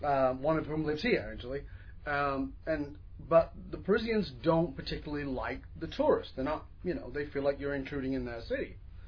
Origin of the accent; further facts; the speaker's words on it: New York, United States; They're very owning of New York. I'm a New Yorker, you know.